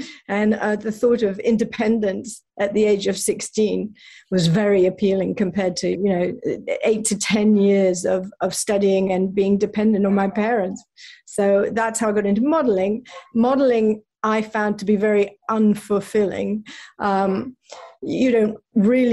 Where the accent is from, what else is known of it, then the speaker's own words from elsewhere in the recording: England, United Kingdom; now in United States; being British